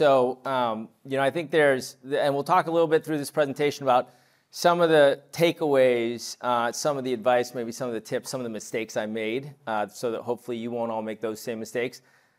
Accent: New York City, New York, United States; also born or lived in Montreal / Toronto / London / Paris; now in California, United States; I was born in New York City. I lived in Montreal, Toronto, and London as a kid. I moved back to New York. I went to high school in Paris. My dad's French.

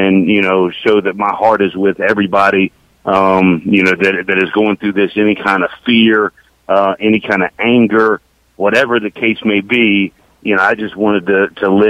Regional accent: Decatur, Georgia, United States; Born and raised in Decatur, born at the Cab Memorial Hospital, which is literally 8 miles from my office at Georgia Tech

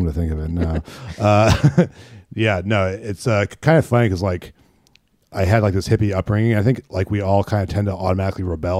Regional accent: Northern California, United States; moved away; also born or lived in rural Illinois; I'm from Northern California. But I spent like half my childhood in Northern California, half in like rural Illinois, like town of like 1600, you know.

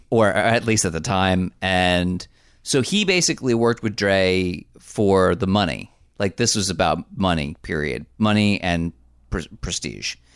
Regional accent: New Jersey, United States; I was born in the great state of New Jersey

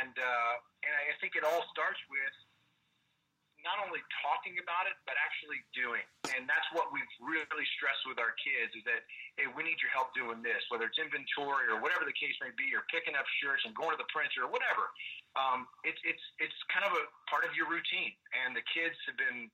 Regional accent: Kansas City, United States; also born or lived in Southern California; now in North Texas, United States; we grew up in Kansas City

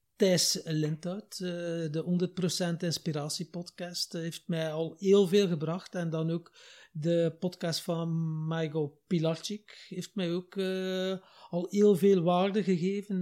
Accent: Wachtenbeke, Flanders, Belgium; also born or lived in Ghent; samen met mijn jongere broer heb ik eh, mijn jeugd doorgebracht in Wachtenbeke

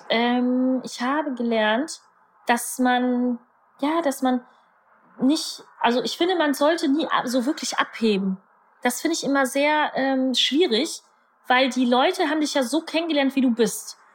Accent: Germany; first language German; Meine Eltern sind ja irgendwann äh, vom Polen nach Deutschland rübergekommen. Da hatte meine Mutter mich im Bauch. Und ich bin ja dann deutsch aufgewachsen

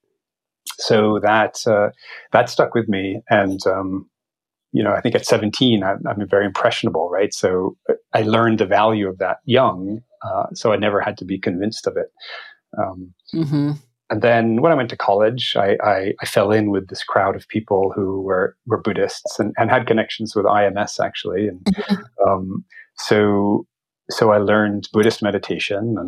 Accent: Vermont, United States; I grew up in Vermont

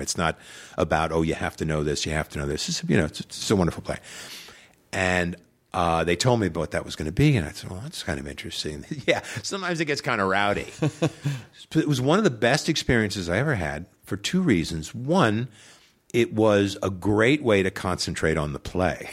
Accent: Long Island, New York, United States; moved away; I grew up on Long Island, New York

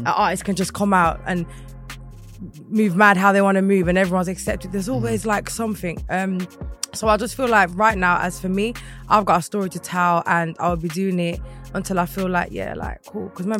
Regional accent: Birmingham, West Midlands, United Kingdom; moved away as an adult; now in London, United Kingdom; from Birmingham, where I grew up

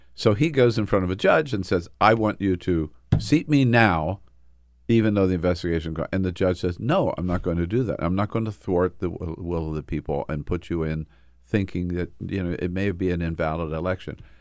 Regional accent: Los Angeles, California, United States; born or raised there; now in Washington, D.C., United States

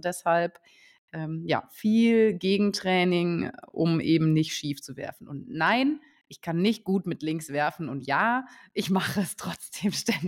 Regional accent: Saarbrücken, Saarland, Germany; ich komme ja aus Saarbrücken

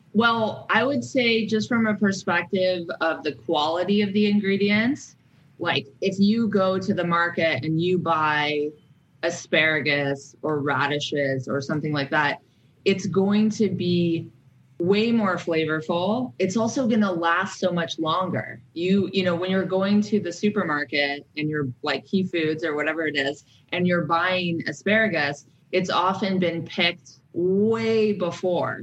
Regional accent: San Francisco Bay Area, California, United States; born or raised there; also born or lived in Alaska

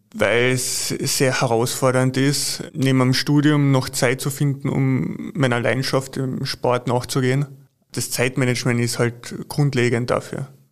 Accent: Carinthia, Austria; als äh, waschechter Kärntner

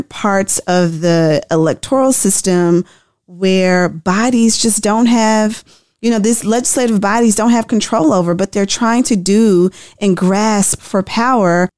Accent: Tennessee, United States; I'm from Tennessee

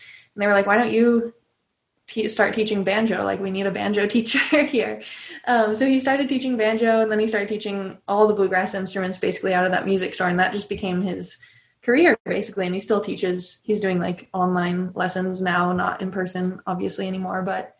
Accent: California, United States; So I grew up in California. My dad is from Illinois and his dad played the banjo, my grandpa.

